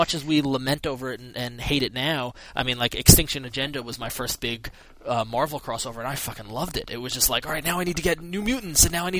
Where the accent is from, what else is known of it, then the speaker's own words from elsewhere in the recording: Long Island, New York, United States; I grew up on Long Island in New York